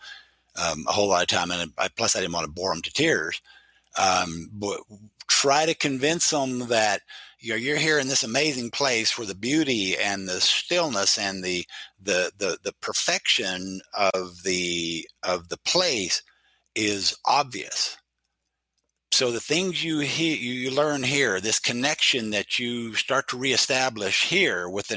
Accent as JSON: {"language": "English", "region": "Oklahoma", "country": "United States", "tie": "born or raised there", "moved": "yes", "lives_now": "Idaho, United States", "said": "I grew up in Oklahoma, a very conservative state"}